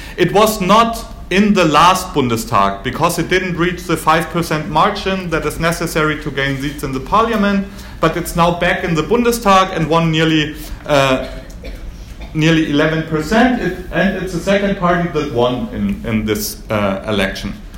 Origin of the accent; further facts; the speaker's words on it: Germany; accent: German; English is a second language; my German accent.